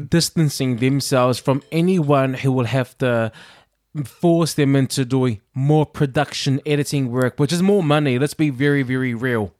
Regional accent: New Zealand; moved away; I'm a Kiwi

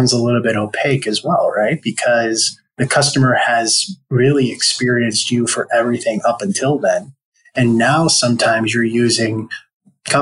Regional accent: Buffalo, New York, United States; also born or lived in Rochester, New York; I grew up in Buffalo, New York, and I studied political science at a school called SUNY Geneseo outside of Rochester, New York

